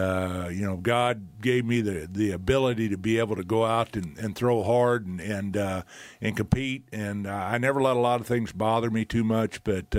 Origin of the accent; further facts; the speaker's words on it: Texas, United States; moved away as an adult; now in Toronto, Canada; I mean, I came from Texas where we were lucky to have 10,000 fans in the stands.